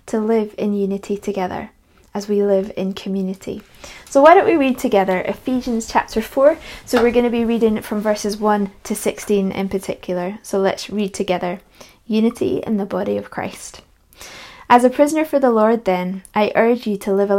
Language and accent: English; Edinburgh, Scotland, United Kingdom; also born or lived in Perthshire; When I was 12 years old, we had to move house because of my dad's job, and so we moved from Edinburgh to Perthshire